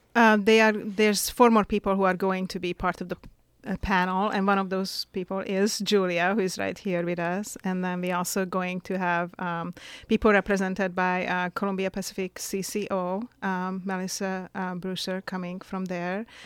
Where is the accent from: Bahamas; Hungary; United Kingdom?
Hungary; now in Astoria, United States; I'm originally from Hungary. Uh, I was born in Hungary and I moved to the U S about, um, twenty, forty years ago now.